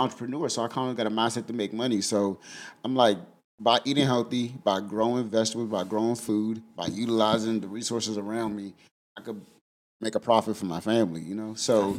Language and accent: English; Prince George's County, Maryland, United States; also born or lived in Washington, D.C.; now in Lexington, United States; I'm from PG County, I'm from Shelby, from Maryland.